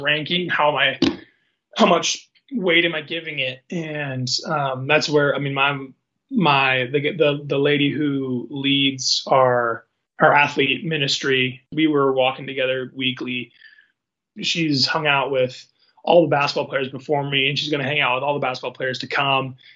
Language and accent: English; Seattle, Washington, United States; now in Spokane, United States; I'm from Seattle